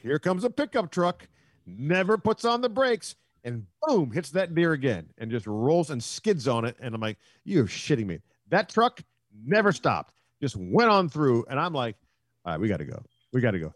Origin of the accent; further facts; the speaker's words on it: Silver Spring, Maryland, United States; I'm from Silver Spring, Maryland